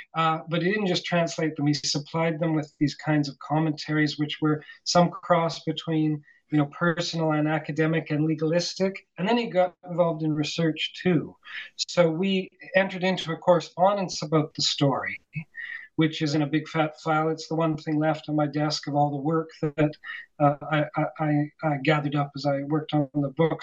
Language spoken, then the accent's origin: English; Calgary, Alberta, Canada; moved away as an adult; also born or lived in Vancouver / Toronto; now in Montreal, Canada; I grew up on the prairies in Calgary